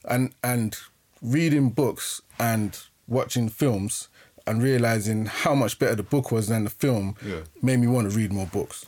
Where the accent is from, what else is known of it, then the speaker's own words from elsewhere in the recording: London, United Kingdom; we grew up in Acton, Shepherd's Bush